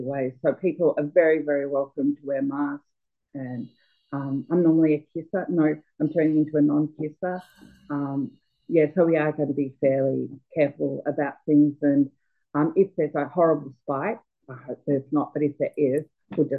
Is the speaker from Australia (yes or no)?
yes; Melbourne, Victoria, Australia; I'm from Melbourne